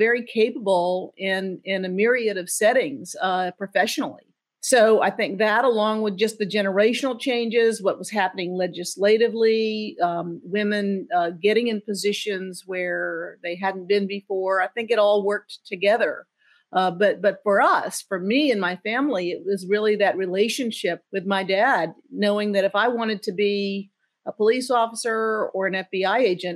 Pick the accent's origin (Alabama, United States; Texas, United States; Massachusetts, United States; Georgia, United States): Georgia, United States; Savannah; I grew up in Savannah, Georgia.